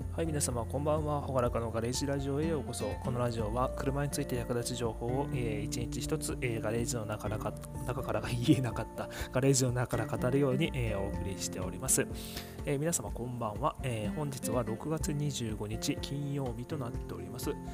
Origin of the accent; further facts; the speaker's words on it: Miyazaki, Japan; accent: Miyazaki dialect; 今宮崎弁出ちゃった